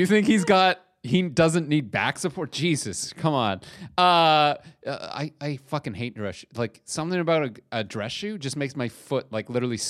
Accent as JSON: {"language": "English", "country": "Canada", "said": "As a Canadian, that is absolutely a sentence."}